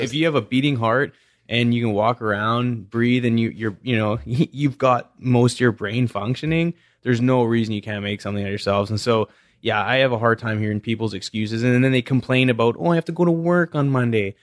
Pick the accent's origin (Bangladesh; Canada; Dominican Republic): Canada; West Coast; growing up in Canada